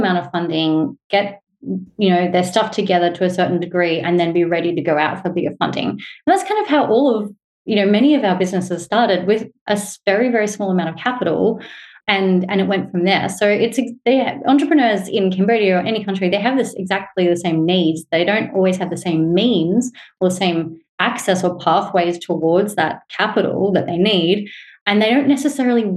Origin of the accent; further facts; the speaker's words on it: Australia; it's probably quite obvious by my accent, but to put it out there, I'm a white Australian woman